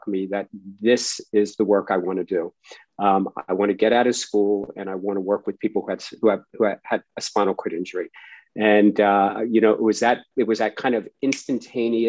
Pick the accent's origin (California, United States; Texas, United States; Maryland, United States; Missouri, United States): Maryland, United States; Baltimore; I grew up in Baltimore, Maryland